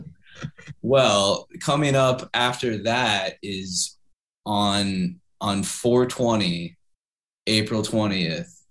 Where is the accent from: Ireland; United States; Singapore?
United States; Kansas City, Missouri; my hometown of Kansas City, Missouri